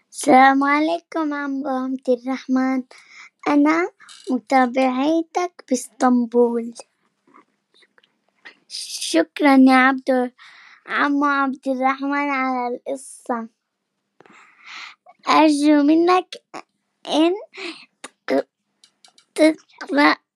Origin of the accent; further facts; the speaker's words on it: Nablus, West Bank, Palestine; وإحنا من نابلس